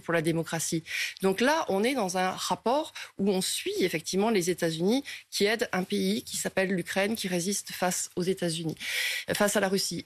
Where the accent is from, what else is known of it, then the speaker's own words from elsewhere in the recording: France; nous, en tant que Français